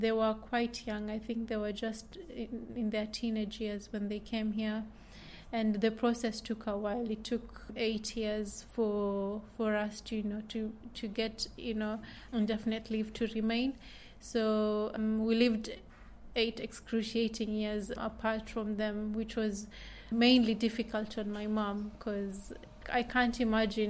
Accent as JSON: {"language": "English", "country": "Kenya", "tie": "born or raised there", "also_born_or_lived": "Somalia / West Kensington, London", "moved": "yes", "lives_now": "London, United Kingdom", "said": "I mainly identify with Kenya because that's where I was brought up and raised before I came to England"}